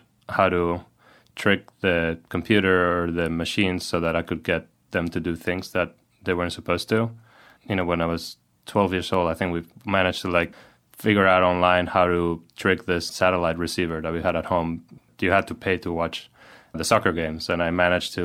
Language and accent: English; Valencia, Valencian Community, Spain; moved away as an adult; now in San Francisco, United States; my hometown in Spain, Valencia